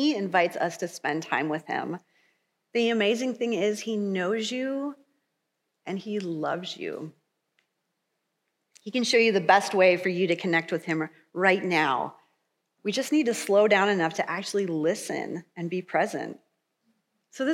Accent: Michigan, United States; now in Kansas, United States; I'm from Michigan

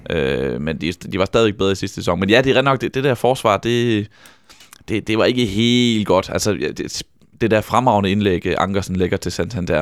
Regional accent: Vejle, Southern Denmark, Denmark; jeg er vokset op på Vejle Stadion

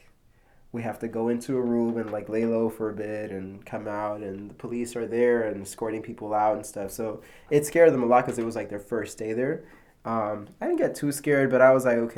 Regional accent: New York City, New York, United States; I was born in Corona, Queens, in New York City

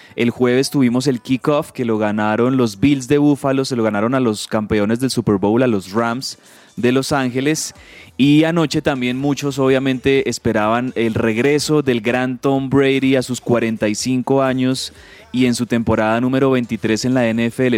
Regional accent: Colombia

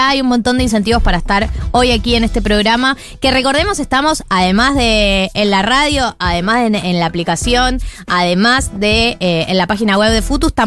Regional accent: Argentina; Perdón, siento que soy como muy argentino para decir.

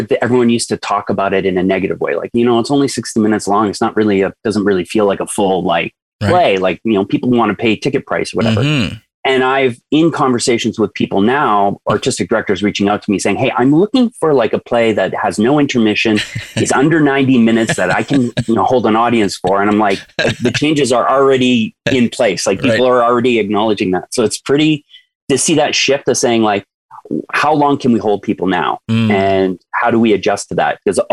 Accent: Northwestern Ontario, Canada; I grew up in Northwestern Ontario

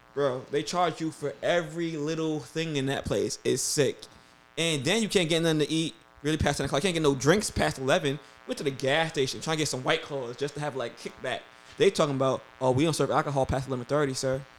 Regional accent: New York, United States; I'm from New York

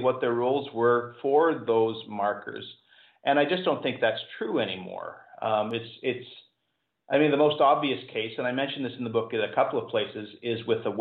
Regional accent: Ottawa, Ontario, Canada; moved away; So I spent the last 5 years in the Ottawa area, largely helping my dad die and helping my mom care for him and care for her after he died

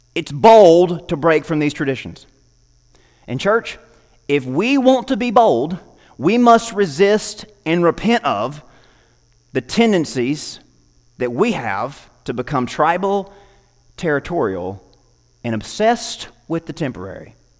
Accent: United States; As an American

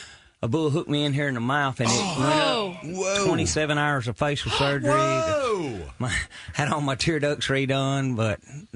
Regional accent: Mississippi, United States

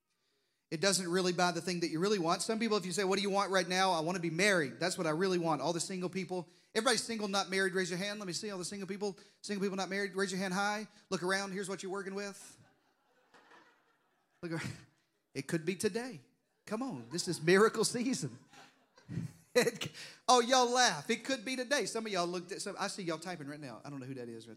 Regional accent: Deep South, United States; I grew up in the Deep South, if you hadn't noticed from the accent

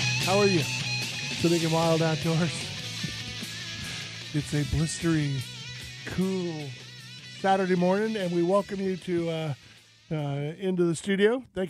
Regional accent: the South, United States; I'm a Southern kid

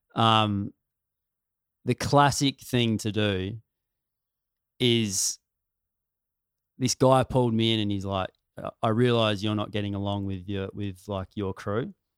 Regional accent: country South Australia, Australia; I'm from country South Australia.

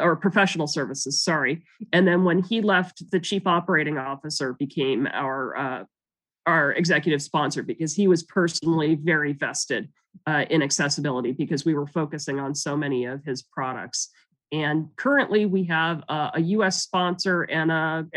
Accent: Silicon Valley, California, United States; also born or lived in Canada; I grew up in Silicon Valley after my family moved here from Canada

